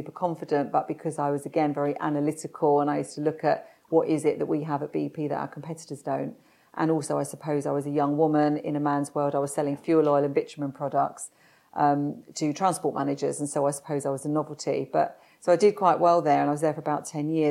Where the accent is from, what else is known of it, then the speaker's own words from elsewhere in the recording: London, United Kingdom; I was born in South London and to a normal family. Dad was worked on roofs as a roofer